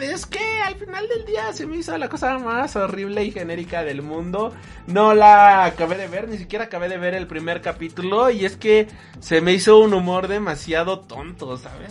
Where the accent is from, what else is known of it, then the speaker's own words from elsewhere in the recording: Mexico; nosotros somos mexicanos, nosotros siendo mexicanos